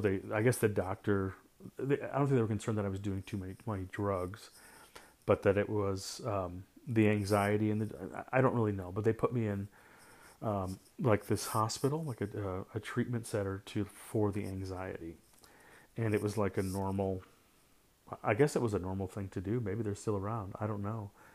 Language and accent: English; St. Louis, Missouri, United States; I grew up in Saint Louis